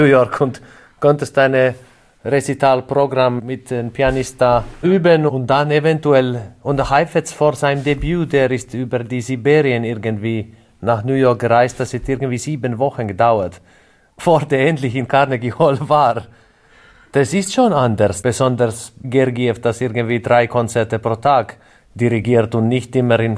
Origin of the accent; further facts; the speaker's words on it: Kouvola, Kymenlaakso, Finland; Kleinstadt Kouvola, Südostfinnland. Ja, schon relativ nah auf die russische Grenze